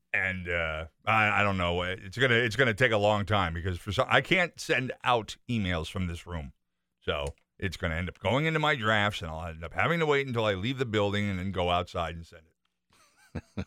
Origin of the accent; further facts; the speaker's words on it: Enfield, Connecticut, United States; now in Chicopee, United States; my mother's address, the house that I grew up in in Enfield.